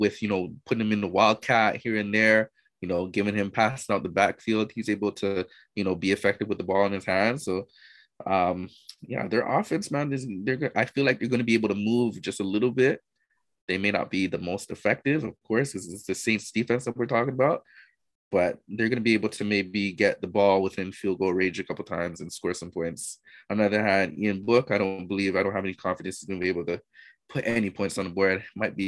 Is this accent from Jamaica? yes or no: yes; Jamaica; we're Jamaican out